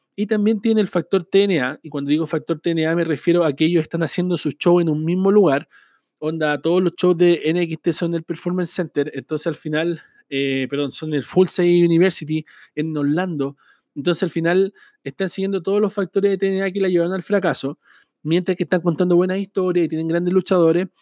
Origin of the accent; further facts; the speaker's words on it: Chile; Yo soy de Chile